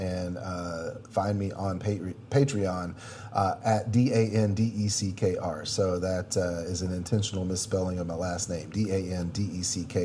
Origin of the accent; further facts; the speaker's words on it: United States; being American